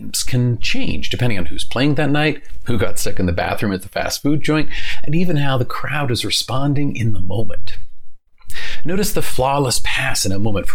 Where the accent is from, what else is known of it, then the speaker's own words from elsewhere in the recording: New Orleans, Louisiana, United States; I grew up in New Orleans